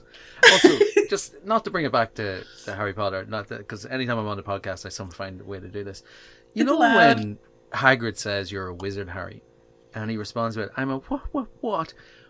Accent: Ireland; accent: Irish; moved away; I've got an Irish accent.

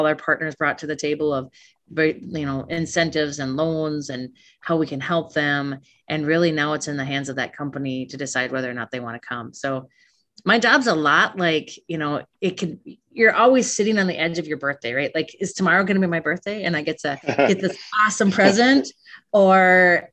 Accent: Hill City, United States; moved away as an adult; also born or lived in Alaska / China; I grew up in Hill City, openness, and I live in Hill City today

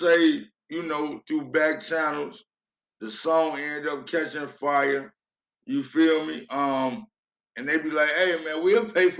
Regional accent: Chicago, Illinois, United States; I'm from Chicago.

